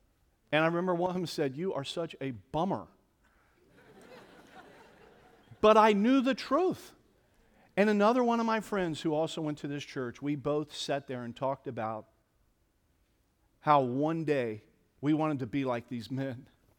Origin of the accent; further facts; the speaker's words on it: Cincinnati, Ohio, United States; now in Columbus, United States; I grew up in Cincinnati, Ohio, think maybe I've made a reference or two to Cincinnati.